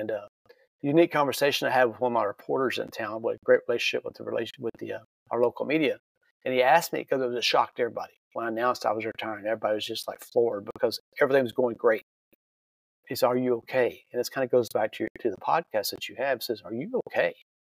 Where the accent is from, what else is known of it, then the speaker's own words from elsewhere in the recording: Central Texas, United States; also born or lived in San Marcos, Texas; I grew up in Central Texas. My whole life's been in Texas. And I grew up and I moved down to a town called San Marcos, Texas. And it's just south of Austin. It's a college town.